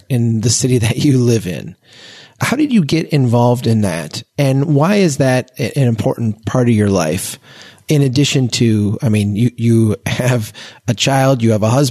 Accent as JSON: {"language": "English", "region": "Minnesota", "country": "United States", "said": "As a Minnesotan"}